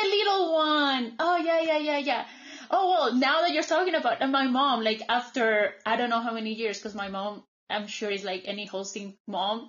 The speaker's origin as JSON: {"language": "English", "country": "Colombia", "tie": "born or raised there", "also_born_or_lived": "United States", "second_language": "English", "moved": "as an adult", "said": "here in Colombia"}